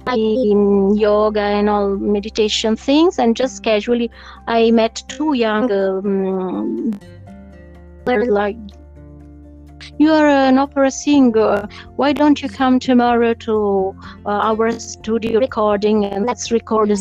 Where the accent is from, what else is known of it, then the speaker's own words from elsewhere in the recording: Italy; I'm from Italy